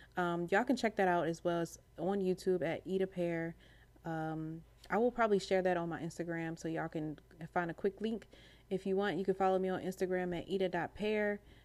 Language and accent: English; Maryland, United States; I'm from Maryland